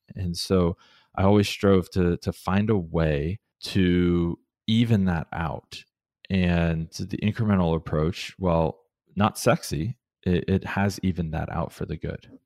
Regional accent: Columbus, Ohio, United States; moved away as an adult; also born or lived in Cleveland, Ohio; now in Portland, United States; when I grew up in Columbus, so I'm, I'm an Ohio boy through and through

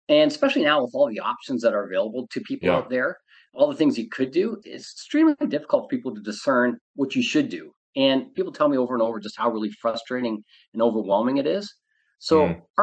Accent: Canada; moved away as an adult; now in Southern California, United States; I am originally from Canada, but I live in Southern California.

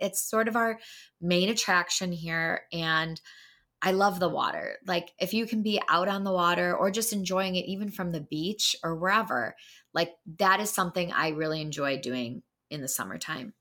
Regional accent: Wheaton, Illinois, United States; moved away as an adult; also born or lived in Chicago; now in Wisconsin, United States; I'm from Wheaton, Illinois

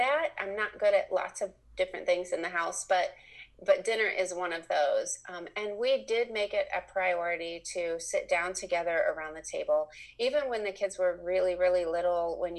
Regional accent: Indiana, United States; moved away as an adult; now in Lexington, Kentucky, United States; I was raised in Indiana, but we've lived here since 1990

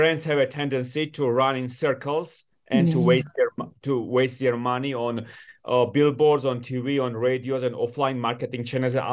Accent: Georgia; also born or lived in Washington D.C., United States / New York City, United States; I was born in Georgia in the 90s when I was growing up in my country

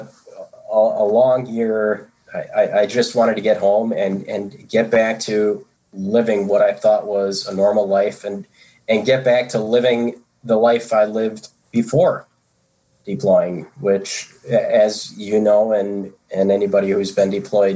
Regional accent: United States; as an American, in terms of in this country where we operated very individualistic

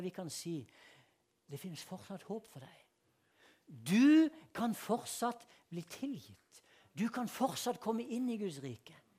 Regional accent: Sørlandet, Norway; moved away; also born or lived in Vennesla / Philadelphia; jeg er fra Sørlandet

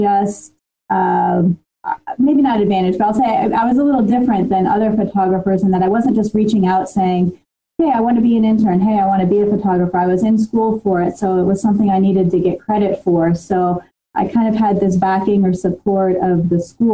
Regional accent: New Jersey, United States; moved away as an adult; also born or lived in Washington, D.C.; I grew up in New Jersey

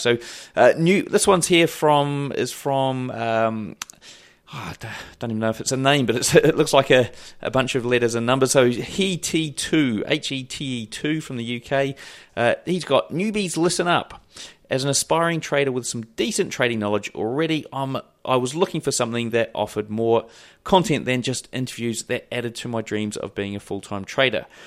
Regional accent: Wellington, New Zealand; my hometown in Wellington

